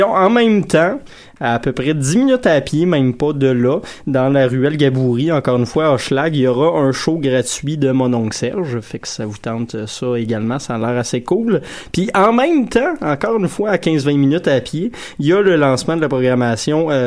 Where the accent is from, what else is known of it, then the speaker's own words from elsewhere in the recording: Saint-Hyacinthe, Quebec, Canada; vous pouvez descendre dans la, magnifique région de Saint-Hyacinthe, ma région natale